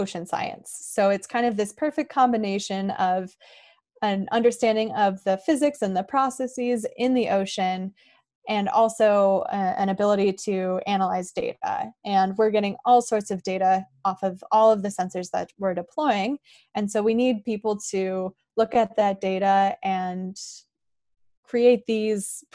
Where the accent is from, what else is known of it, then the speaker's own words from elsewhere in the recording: Northern California, United States; I grew up in Northern California, actually pretty far from the ocean, up in the mountains